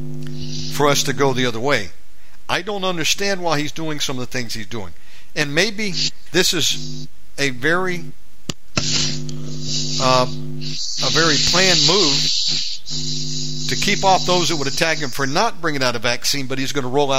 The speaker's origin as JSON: {"language": "English", "country": "United States", "moved": "yes", "lives_now": "Bali, Indonesia", "said": "I'm an American"}